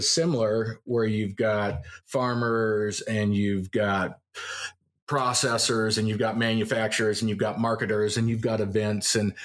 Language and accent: English; Loveland, Colorado, United States; moved away as an adult; also born or lived in Seattle; I grew up in Loveland